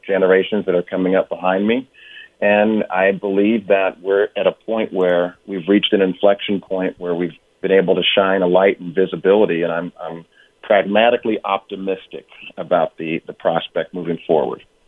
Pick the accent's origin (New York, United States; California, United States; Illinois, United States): California, United States; Oakland; also born or lived in Hampton, Virginia; I grew up in Oakland, California